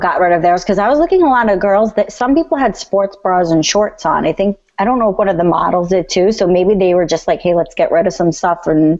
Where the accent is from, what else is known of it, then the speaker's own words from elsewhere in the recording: New York City, New York, United States; I'm from Staten Island.